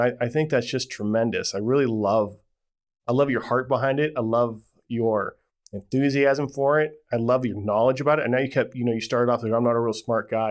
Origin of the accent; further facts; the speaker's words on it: Las Vegas, Nevada, United States; I grew up in Ve-, Vegas